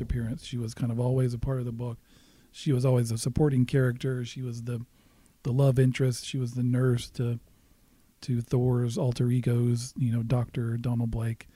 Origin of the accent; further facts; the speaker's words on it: Alabama, United States; moved away as an adult; now in Prairie Village, United States; grew up in the South. I grew up in Alabama.